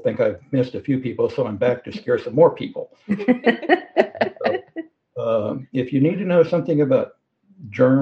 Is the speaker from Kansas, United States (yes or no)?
yes; Kansas, United States; also born or lived in Arkansas; I grew up in Kansas.